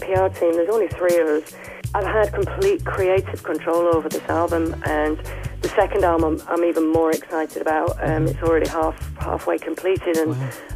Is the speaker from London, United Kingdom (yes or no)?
no; Yorkshire and the Humber, United Kingdom; accent: Northern; The Northern accent, I come from Yorkshire